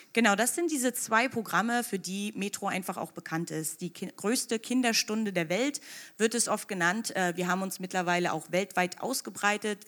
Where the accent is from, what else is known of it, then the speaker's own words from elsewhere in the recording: Anklam, Mecklenburg-Vorpommern, Germany; moved away as an adult; also born or lived in Magdeburg / New York; ich bin geboren und aufgewachsen in Mecklenburg-Vorpommern, ähm, genau gesagt in Antlam